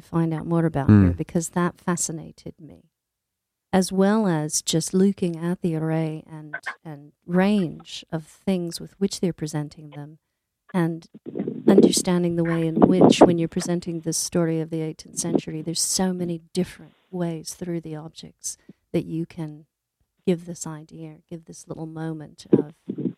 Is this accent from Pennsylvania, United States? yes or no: no; California, United States; moved away as an adult; also born or lived in Scotland; I'm originally from California.